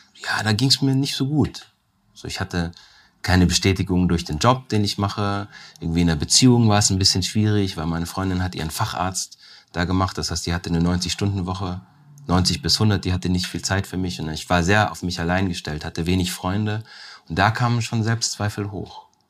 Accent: Weiz, Styria, Austria; moved away; Ich bin in Weiz zur Welt gekommen

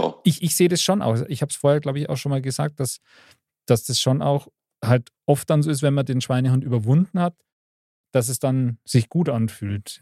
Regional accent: Bavaria, Germany; bei uns in Bayern

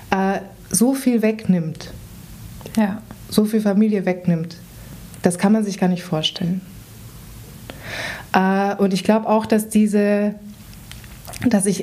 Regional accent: Vienna, Austria; ich bin in Wien aufgewachsen und bin in eine Schule gegangen, die in einem jüdischen Stadtteil war.

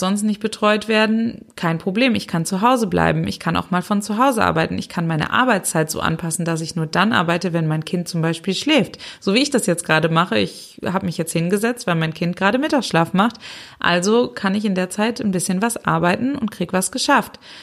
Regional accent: Germany; hier bei uns in Deutschland

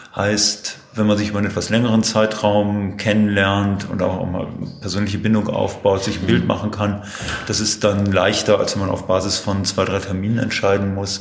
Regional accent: Herford, North Rhine-Westphalia, Germany; Bin ein ja, sozusagen Kind der Region, geboren in Herford

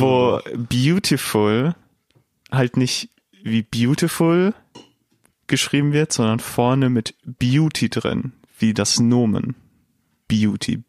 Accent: Dortmund, North Rhine-Westphalia, Germany; Ich bin in Dortmund aufgewachsen.

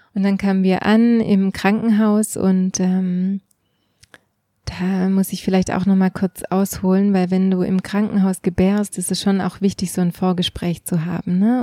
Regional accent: Switzerland; bei uns in der Schweiz

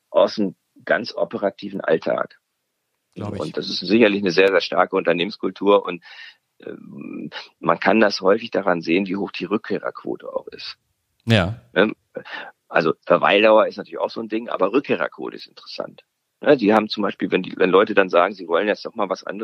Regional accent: Sweden; Ne, ich als Schwede, für mich ist es sehr magnetisch

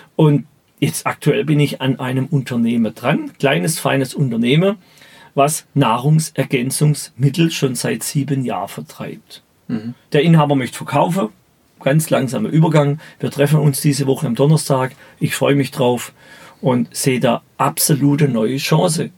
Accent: Baden-Württemberg, Germany; Ich spreche mein Dialekt und da stehe ich dazu

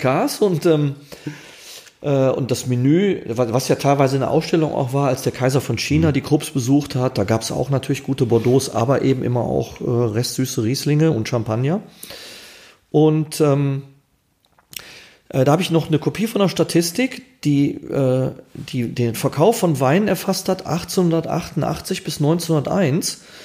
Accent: Essen, North Rhine-Westphalia, Germany; also born or lived in Gelsenkirchen; Also ich bin ja ein Kind des Ruhrgebiets, gebürtiger Erler, Schalke, Grenze Schalke und äh, auch im Ruhrgebiet aufgewachsen, dann mit meinen Eltern sehr früh nach Essen

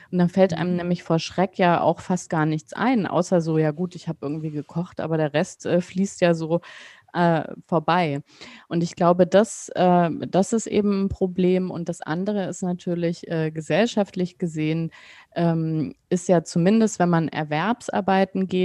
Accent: West Germany, Germany; also ich bin ja in Westdeutschland aufgewachsen.

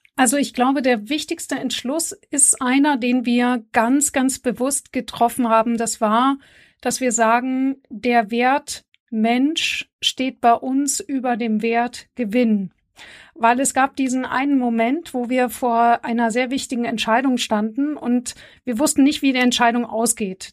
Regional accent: Bavaria, Germany; ich komme ja aus Bayern

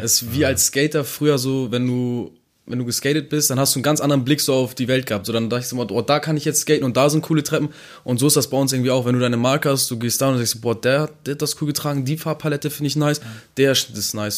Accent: Neumünster, Schleswig-Holstein, Germany

